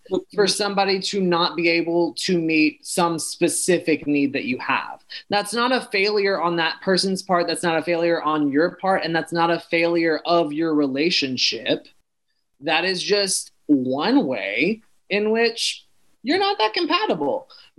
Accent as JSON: {"language": "English", "region": "the South", "country": "United States", "tie": "born or raised there", "said": "I was raised in the church. I was raised in the South"}